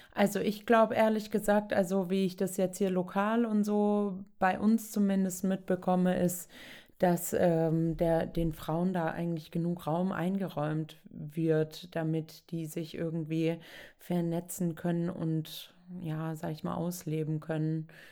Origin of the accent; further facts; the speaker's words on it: Southern Germany, Germany; Ich komme eben aus dem Süden, da ist so, Kind kann laufen, okay, wird auch Ski gestellt, kann dann auch Skifahren